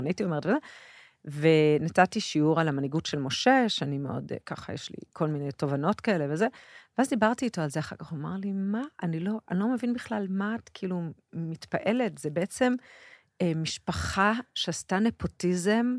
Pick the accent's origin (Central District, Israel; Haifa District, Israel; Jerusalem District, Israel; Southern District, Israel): Jerusalem District, Israel; Jerusalem; also born or lived in a moshav (unnamed); אני גדלתי במושב, ואחר כך בירושלים.